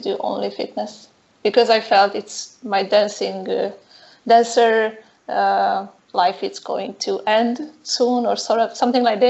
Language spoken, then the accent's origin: English; Hungary; moved away as an adult; also born or lived in Miami; now in Valencia, Spain; I'm from Hungary.